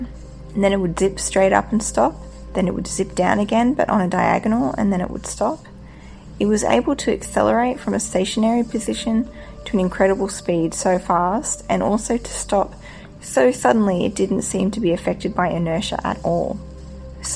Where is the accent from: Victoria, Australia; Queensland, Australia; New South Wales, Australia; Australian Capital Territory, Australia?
Queensland, Australia; North; now in China; the little town I grew up in North Queensland on the east coast of Australia